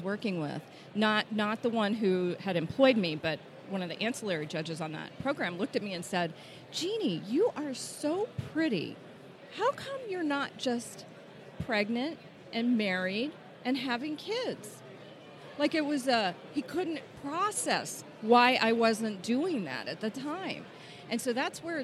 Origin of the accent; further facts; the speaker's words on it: East Texas, United States; I grew up in East Texas, right, where people drove vehicles with Confederate flags on them